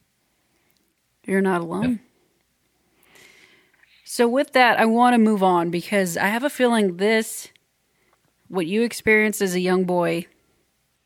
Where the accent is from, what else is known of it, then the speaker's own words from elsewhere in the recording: Corpus Christi, Texas, United States; I'm from Corpus Christi